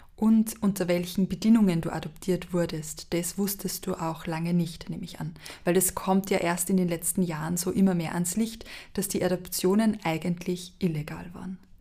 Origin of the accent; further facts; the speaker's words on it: a small village in Lower Austria, Austria; In meinem Fall ist es ein kleines Dorf in Niederösterreich